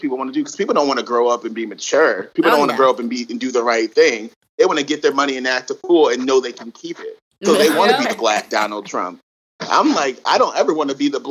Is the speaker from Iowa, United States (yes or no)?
no; Connecticut, United States; I'm from Connecticut